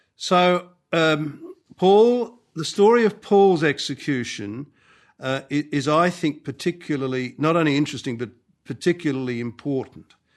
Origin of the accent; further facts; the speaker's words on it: Australia; also born or lived in Rome; as an Australian